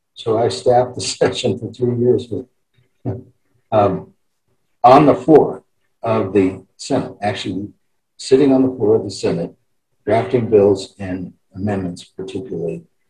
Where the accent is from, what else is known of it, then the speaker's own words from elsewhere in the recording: Cheyenne, Wyoming, United States; I born and raised in Cheyenne